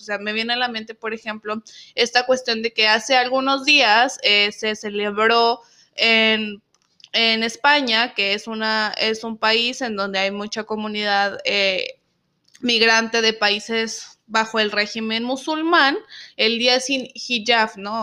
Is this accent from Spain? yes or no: no; Zacatecas, Mexico; now in United States; somos de Zacatecas